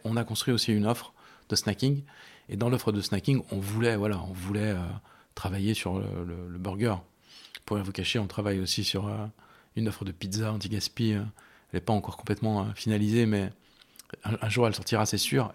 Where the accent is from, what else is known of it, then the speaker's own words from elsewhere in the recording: Rive-de-Gier, Auvergne-Rhône-Alpes, France; moved away as an adult; now in Lyon, France; moi j'ai grandi à Rive de Gier, qui est une petite ville qui se trouve entre Saint-Étienne et Lyon